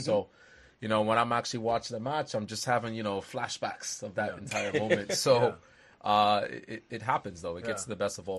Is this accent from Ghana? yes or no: yes; Ghana; Me being a Ghanaian, full in heart